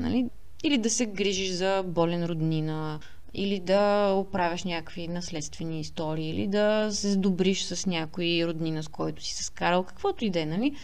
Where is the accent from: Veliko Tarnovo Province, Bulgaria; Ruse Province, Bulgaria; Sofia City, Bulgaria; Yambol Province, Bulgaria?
Sofia City, Bulgaria; Sofia; moved away as an adult; also born or lived in England; now in United Kingdom; израствайки тук в София